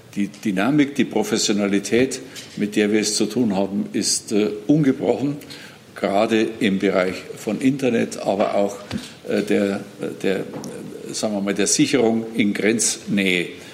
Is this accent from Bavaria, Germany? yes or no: yes; Bavaria, Germany; als Bayer